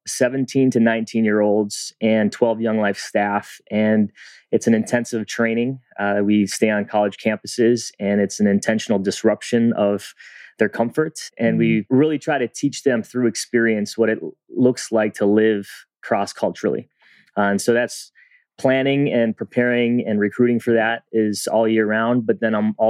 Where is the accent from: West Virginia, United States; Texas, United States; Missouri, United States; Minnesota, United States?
Minnesota, United States; a suburb of Minneapolis; I grew up in a suburb of Minneapolis, and at the time, it was primarily white